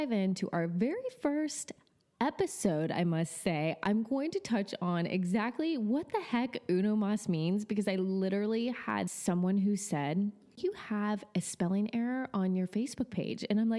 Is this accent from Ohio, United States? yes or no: yes; Cincinnati, Ohio, United States; now in Texas, United States; I am from Cincinnati, Ohio. I took the huge leap from Cincinnati down here to Texas.